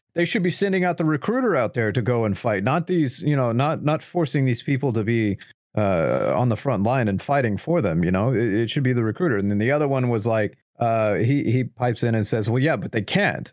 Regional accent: United States; as an American

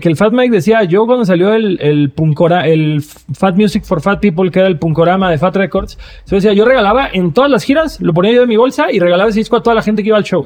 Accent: Cancún, Quintana Roo, Mexico; yo crecí en Cancún en una época en la que nadie iba a Cancún

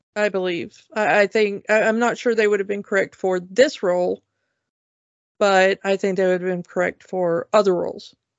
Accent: United States; As an American

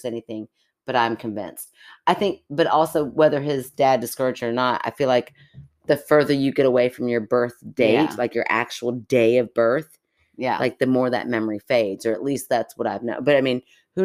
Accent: Kentucky, United States; we're from Kentucky

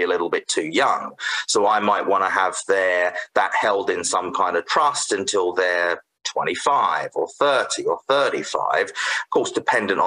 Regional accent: United Kingdom; moved away as an adult; also born or lived in Canada; now in Saskatoon, Canada; I was originally from the UK, so you probably tell from my accent, and previously had a legal practice there

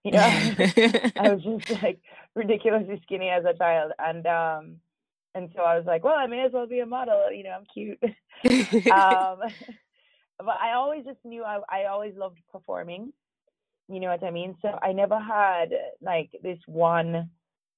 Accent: Jamaica; also born or lived in Toronto, Canada; I'm actually definitely born in Jamaica, born and raised in Jamaica

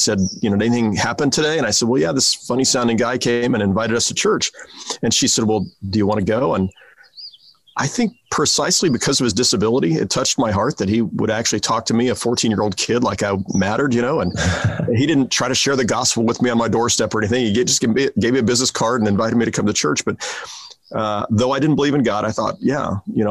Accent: Kansas City, Kansas, United States; also born or lived in Tucson, Arizona / Prairie Village, Kansas; I grew up in Kansas City too.

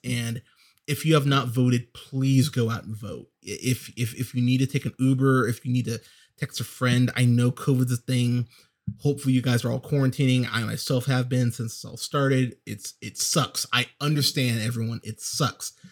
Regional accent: United States; as an American

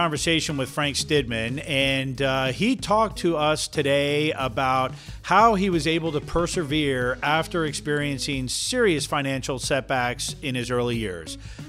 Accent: Denmark; born there; I was born in the same exact hospital my mom was born in, just at a different time.

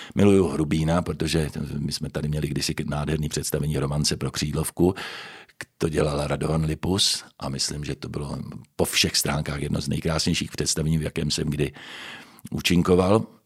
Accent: Prague, Czechia; moved away as an adult; also born or lived in Pardubice; now in Ostrava, Czechia; Narodil jsem se v Praze.

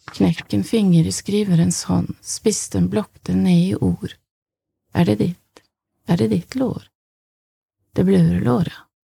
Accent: Kristiansund, Møre og Romsdal, Norway; moved away as an adult; also born or lived in Berlin; Jeg kom kommer fra Kristiansund

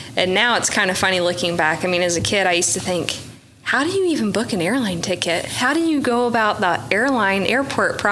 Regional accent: Oklahoma, United States; I grew up in Oklahoma with crap conditions

